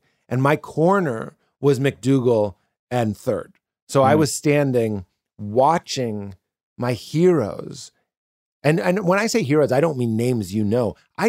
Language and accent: English; Chicago, Illinois, United States; I'm from Chicago. I've been doing 3 years. I'm just looking for a home club.